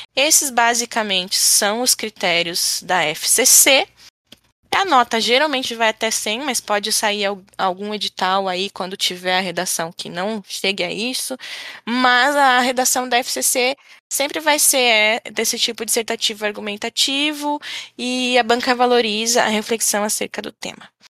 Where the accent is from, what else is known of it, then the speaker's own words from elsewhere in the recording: Florianópolis, Santa Catarina, Brazil; a gente é aqui de Florianópolis